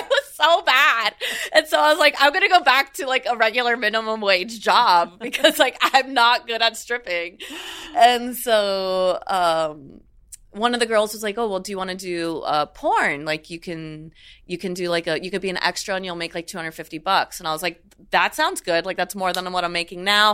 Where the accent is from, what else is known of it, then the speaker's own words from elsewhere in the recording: South Florida, United States; I grew up in South Florida